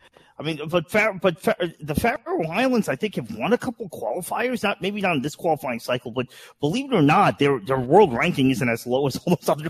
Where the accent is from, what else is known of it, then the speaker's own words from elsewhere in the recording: New York, United States; born there; I was born in New York.